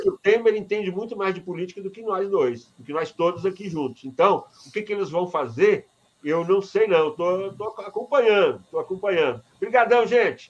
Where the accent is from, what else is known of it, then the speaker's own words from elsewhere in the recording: Iturama, Minas Gerais, Brazil; eu sou de Iturama